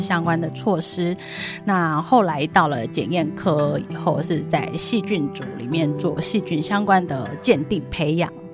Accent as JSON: {"language": "Chinese", "region": "Taipei", "country": "Taiwan", "said": "我来自台北"}